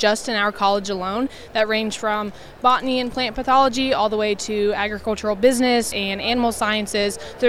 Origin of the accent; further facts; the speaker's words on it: Rossville, Indiana, United States; My family farms just about 30 minutes outside of Lafayette. I grew up in Rossville, Indiana